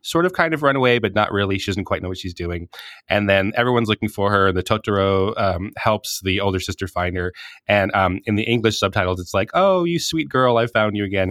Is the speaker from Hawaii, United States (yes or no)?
yes; Hawaii, United States; I'm from Hawaii